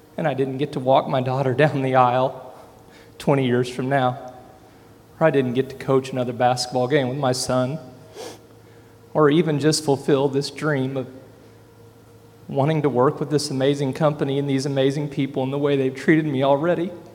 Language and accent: English; Tulsa, Oklahoma, United States; I'm from Tulsa, Oklahoma